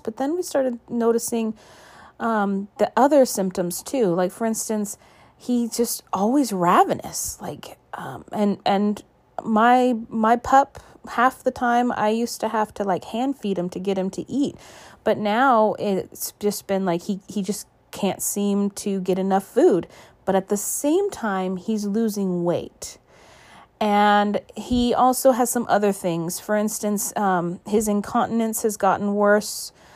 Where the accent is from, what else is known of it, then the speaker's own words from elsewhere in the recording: Alaska, United States; my home state of Alaska